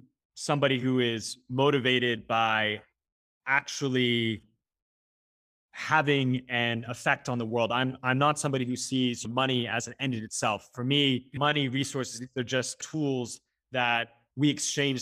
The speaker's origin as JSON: {"language": "English", "region": "California", "country": "United States", "tie": "born or raised there", "said": "I grew up in California"}